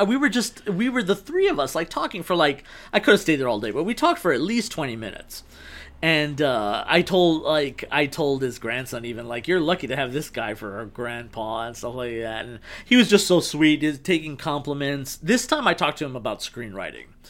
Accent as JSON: {"language": "English", "town": "El Paso", "region": "Texas", "country": "United States", "moved": "yes", "lives_now": "Los Angeles, United States", "said": "I'm from Texas, bum fuck Texas. El Pa"}